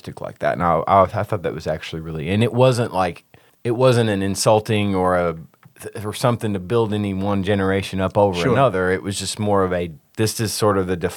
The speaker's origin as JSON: {"language": "English", "town": "Nashville", "region": "Tennessee", "country": "United States", "tie": "born or raised there", "moved": "yes", "said": "I'm from Nashville"}